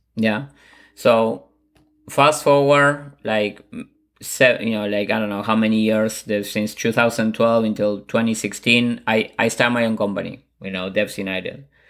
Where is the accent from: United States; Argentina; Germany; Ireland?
Argentina; Buenos Aires; moved away; I'm originally from Buenos Aires, Argentina